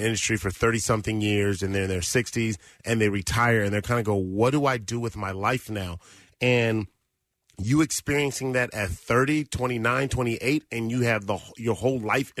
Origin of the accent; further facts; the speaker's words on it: Los Angeles, California, United States; I grew up in South Central Los Angeles and in the Crenshaw District